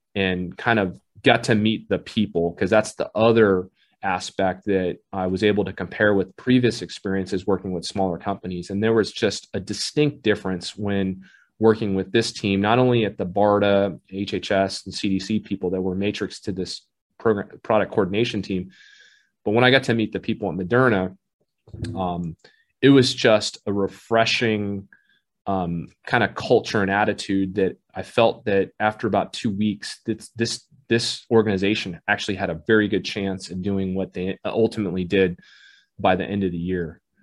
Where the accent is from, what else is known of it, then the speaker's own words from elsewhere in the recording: Southern California, United States; also born or lived in Saigon, Vietnam; I grew up in Southern California for my formative years, went to school there all the way through undergrad